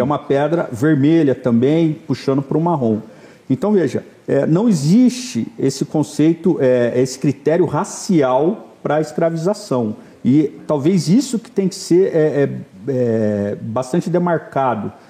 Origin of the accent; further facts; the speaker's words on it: Campinas, São Paulo, Brazil; eu sou de Campinas